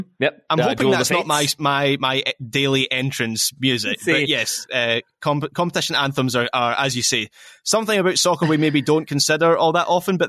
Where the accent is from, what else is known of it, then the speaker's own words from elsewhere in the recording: Scotland, United Kingdom; I am a Scottish football fan and that Scotland's last World Cup was the 98 World Cup